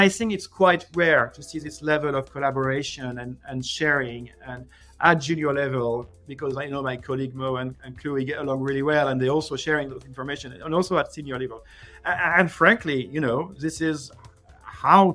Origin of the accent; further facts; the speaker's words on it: France; I'm from France